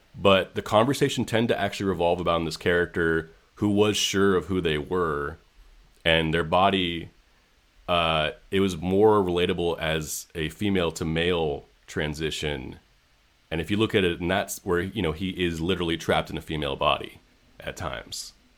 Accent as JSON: {"language": "English", "town": "San Francisco", "region": "California", "country": "United States", "tie": "born or raised there", "said": "I grew up in San Francisco"}